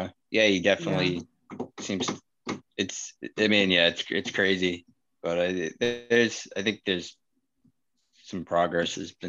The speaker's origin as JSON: {"language": "English", "town": "Wakefield", "region": "Massachusetts", "country": "United States", "said": "I'm still in the same town that I'm from, Wakefield"}